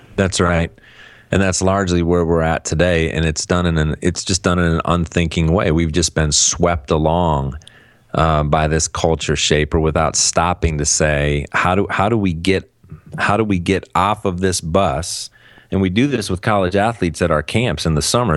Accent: Cleveland, Ohio, United States; moved away; I'm, I'm from Cleveland originally

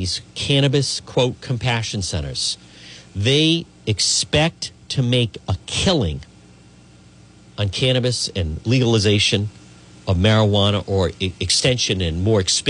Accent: Cranston, Rhode Island, United States; I grew up in Edgewood, which is a section of Cranston

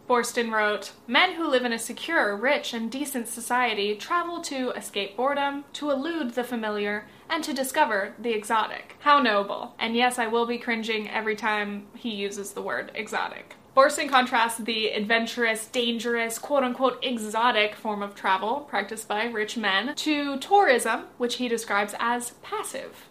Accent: United States; as an American

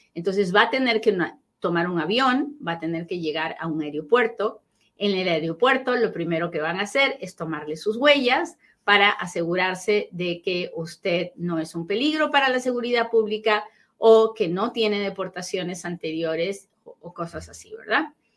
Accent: Peru; soy bien peruana, bien peruana cuando hablo.

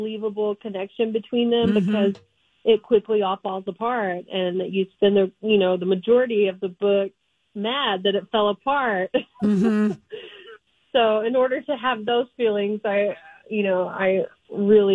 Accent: Texas, United States; I was born and raised in Texas, so I'm a Texas gal.

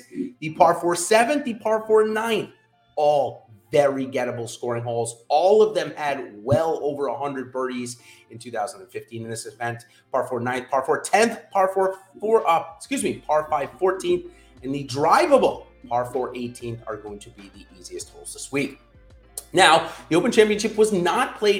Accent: New England, United States; I'm from New England, so we don't get many US Opens or major championships

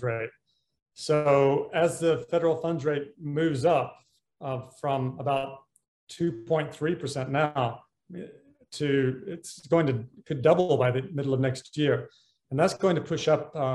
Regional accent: United States; moved away as an adult; also born or lived in Hong Kong / London / Washington; I'm an American, but I have spent most of my career working in Asia. I moved to Hong Kong in 1986

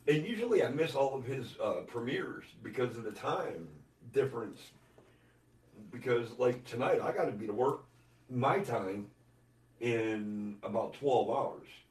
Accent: United States; we're from the United States.

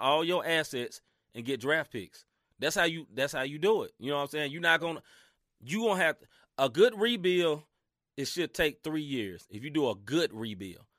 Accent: Mid-South, United States; accent: Southern; I'm from the South, literally from the South. Now, I ain't from the di-, deep, deep South, but I'm from the Mid South

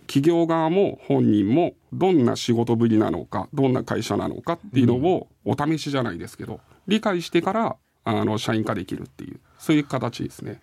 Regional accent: Ibaraki, Japan; moved away as an adult; also born or lived in Tokyo; 私茨城出身なので

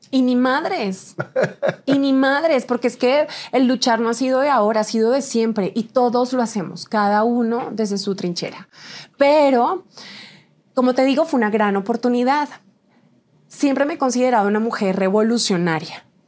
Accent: Huila, Colombia; fui señorita Huila 2010. en mi país.

